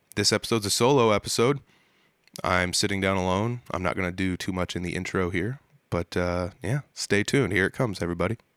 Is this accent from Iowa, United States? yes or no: yes; North Central Iowa, United States; I'm from the North Central Iowa area